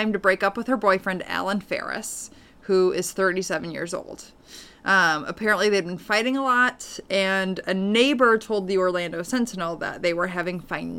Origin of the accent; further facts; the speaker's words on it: Paris, Île-de-France, France; Growing up in Paris, all the Americans at my dad's company would spend Thanksgiving at Euro Disney.